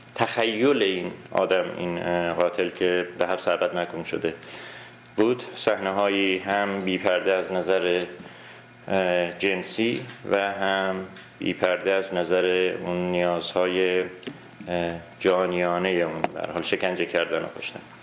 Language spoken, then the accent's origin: Persian; Iran; moved away as an adult; also born or lived in Urmia; now in Canada; من حدود سی ساله در کانادا زندگی کنم 21 سالم بود از ایران اومدم